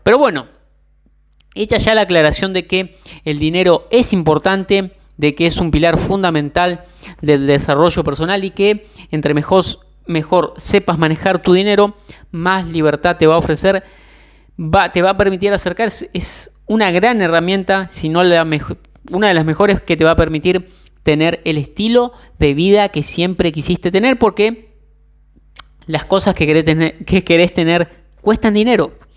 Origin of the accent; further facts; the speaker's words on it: Argentina; yo soy de Argentina